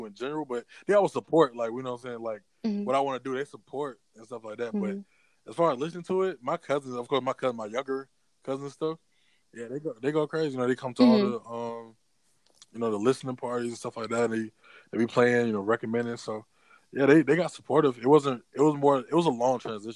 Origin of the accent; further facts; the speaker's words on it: Decatur, Georgia, United States; also born or lived in Stockbridge, Georgia; I was born in Decatur, Georgia. Right now I reside in Rockdale County, Stockbridge, Georgia.